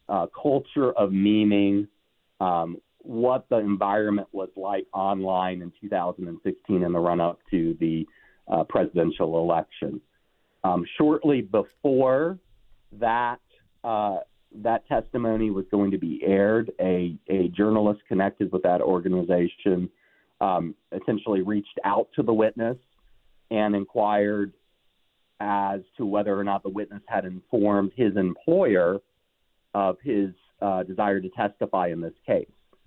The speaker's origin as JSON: {"language": "English", "town": "Raleigh", "region": "North Carolina", "country": "United States", "tie": "born or raised there", "said": "Sir Walter Raleigh, my hometown's namesake"}